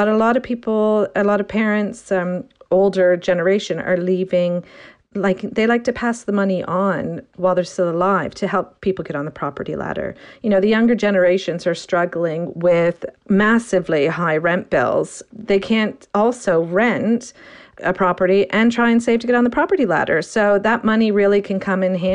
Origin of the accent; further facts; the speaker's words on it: Canada; moved away as an adult; now in United Kingdom; I'm Canadian and I moved to the UK about 20 years ago